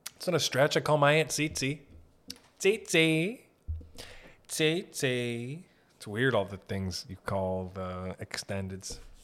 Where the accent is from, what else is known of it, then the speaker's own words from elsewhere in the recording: Sault Ste. Marie, Ontario, Canada; we're from Sault Ste. Marie up north